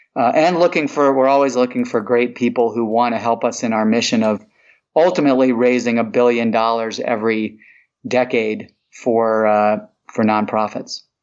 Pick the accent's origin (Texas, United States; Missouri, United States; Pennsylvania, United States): Missouri, United States; St. Louis; moved away as an adult; also born or lived in Ithaca, New York; now in Atlanta, United States; I'm originally from St. Louis, Missouri. a Midwesterner. I grew up there from the age of five on through high school